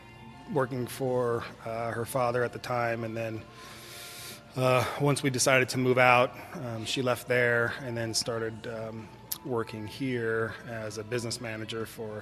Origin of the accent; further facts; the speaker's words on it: Pacific Northwest, United States; now in Arizona, United States; growing up in the Northwest, you wake up to gray skies, it's constant drizzle.